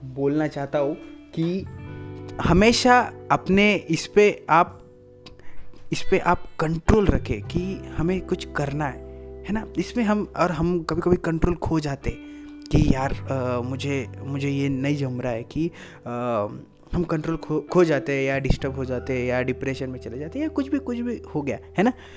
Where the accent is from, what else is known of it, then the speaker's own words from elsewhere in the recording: India; I am a Indian